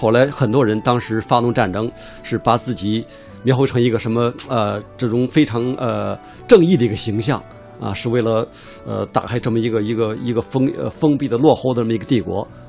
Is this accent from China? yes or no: yes; China; 特别我们作为中国人，这是我们所谓呃百年国耻的起点。